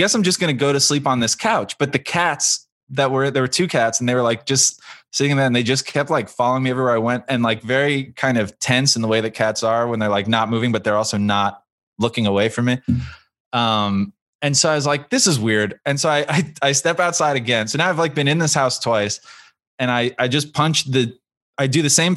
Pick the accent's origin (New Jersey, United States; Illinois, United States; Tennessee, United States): New Jersey, United States; moved away; We're from New Jersey originally